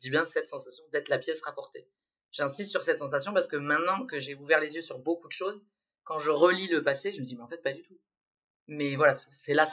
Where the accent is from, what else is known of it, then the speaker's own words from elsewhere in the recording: Nouvelle-Aquitaine, France; C'est vrai que comme j'ai grandi dans les Landes, et qu'il